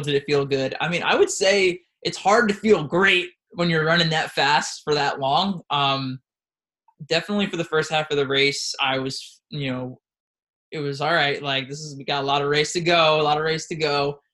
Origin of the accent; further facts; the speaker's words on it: Washingtonville, New York, United States; I'm from Washingtonville, Orange County